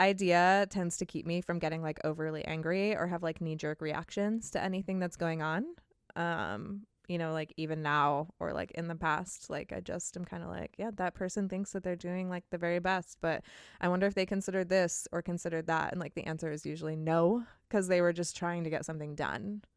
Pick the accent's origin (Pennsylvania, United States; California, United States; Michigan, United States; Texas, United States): California, United States; I'm from California